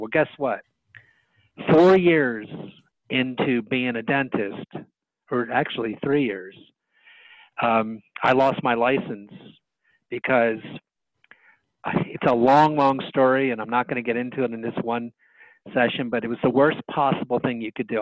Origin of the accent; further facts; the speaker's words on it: Bridgeton, New Jersey, United States; also born or lived in Philadelphia; I went back to my hometown. The hometown is in southern New Jersey called Bridgeton. That's where I was born